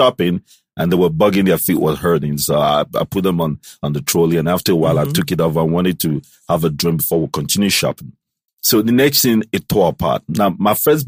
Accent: Gabon; moved away; also born or lived in Atlanta; I was born in Gabon

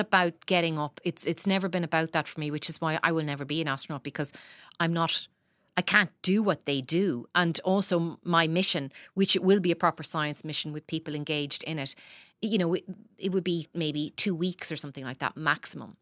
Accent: Dundalk, Leinster, Ireland; I grew up in Dundalk

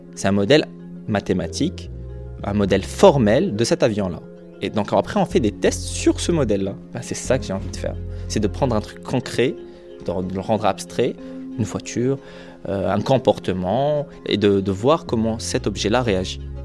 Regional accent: Algeria; moved away as an adult; now in France; Je, me sens, culturellement parlant, plus chez moi en France qu'en Algérie

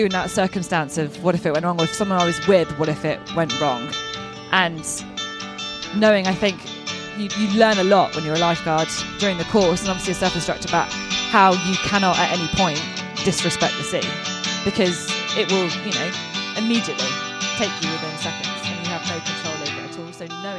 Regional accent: Oman; also born or lived in Bahrain / Kenya; And I was brought up in Oman for 10 years and we were on the beach and in the water the entire time. Less so much in Bahrain, and I lived in Kenya as well.

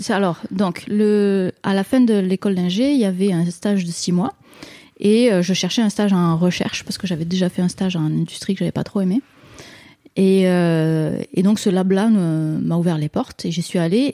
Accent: France; moved away as an adult; now in Quebec, Canada; je suis française, mais je, suis allée euh, habiter au Québec en 2009

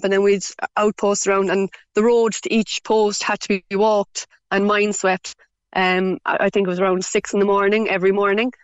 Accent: Ireland; we're very Irish

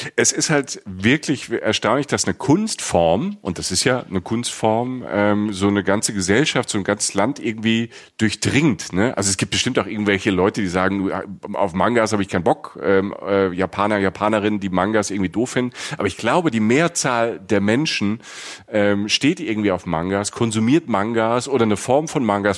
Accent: Rhineland-Palatinate, Germany; wie ich irgendwo in einem 1000 Einwohner Dorf in der Südpfalz äh, groß wird

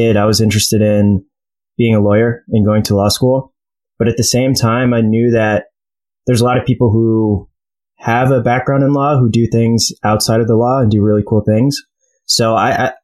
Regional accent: Detroit, Michigan, United States; moved away as an adult; also born or lived in New York / Cleveland / Philadelphia / Chicago; So I was born in New York, lived there for like a year or two, moved to Cleveland, lived there until I was about eight, then moved to Detroit. I was there until the end of high school

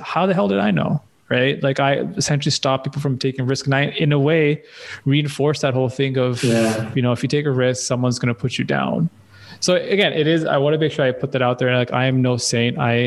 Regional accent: Pakistan; growing up in Pakistan is very different

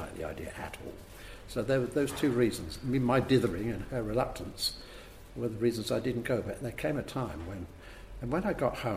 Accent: Cambridge, East of England, United Kingdom; I was born in Cambridge

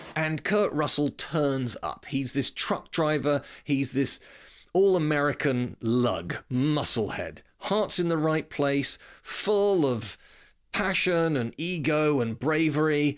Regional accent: United Kingdom; accent: British; also born or lived in West London; you can tell from my accent I'm clearly British

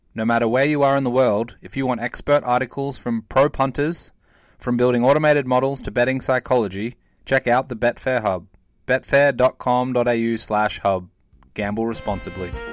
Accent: Australia; moved away; my home country in Australia

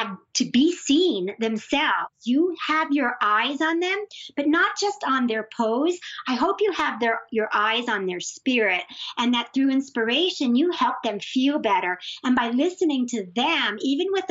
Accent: New York, United States; I'm also a New Yorker

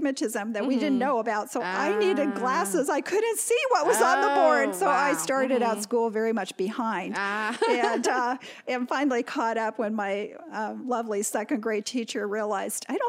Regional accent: Toronto, Ontario, Canada; moved away; also born or lived in Southern California; When I was growing up in Toronto in the 50s

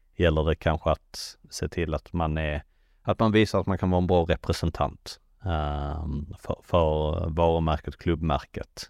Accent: Sweden; moved away; som svensk

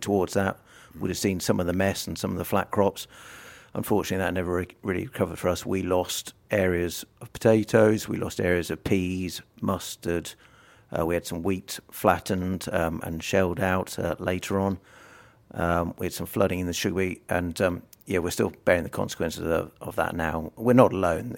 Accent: South Lincolnshire, East Midlands, United Kingdom; I'm from South Lincolnshire.

